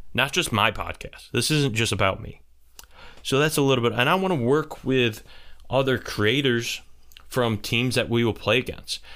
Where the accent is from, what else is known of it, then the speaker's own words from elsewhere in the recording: St. Bonaventure area, New York, United States; they're my hometown area team.